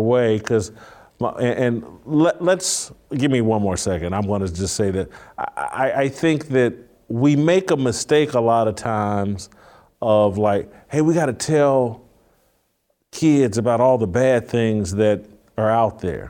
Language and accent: English; Indianapolis, Indiana, United States; moved away; I'm also from Indianapolis originally, the east side of Indianapolis